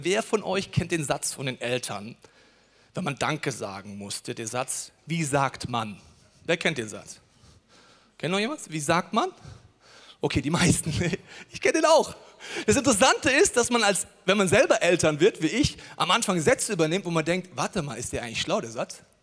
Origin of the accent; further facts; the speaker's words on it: Germany; als Deutsche